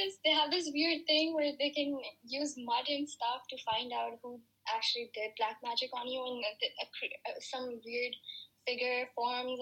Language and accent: English; Pakistan; it would definitely be Pakistan because I've always lived here